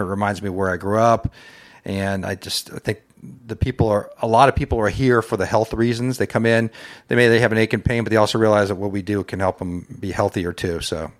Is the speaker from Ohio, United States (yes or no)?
yes; North Canton, Ohio, United States; moved away as an adult; also born or lived in Saint Louis, Missouri / Cincinnati, Ohio; now in Loveland, United States; I'm originally from North Canton, Ohio.